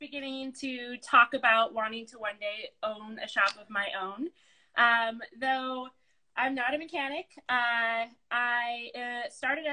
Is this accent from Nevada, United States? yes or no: yes; Las Vegas, Nevada, United States; moved away; I grew up in Las Vegas. That is where I graduated high school and went to some college.